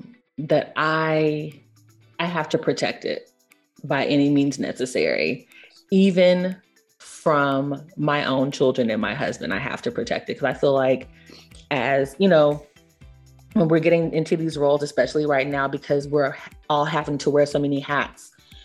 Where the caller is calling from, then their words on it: Atlanta, Georgia, United States; I'm streaming from Atlanta, Georgia.